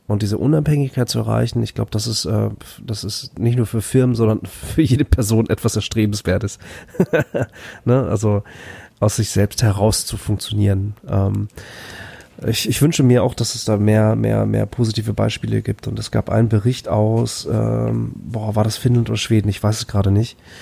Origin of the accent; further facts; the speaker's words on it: Bad Oeynhausen, North Rhine-Westphalia, Germany; also born or lived in Flensburg; ich bin in Flensburg geboren und dann in Bad Oeynhausen groß geworden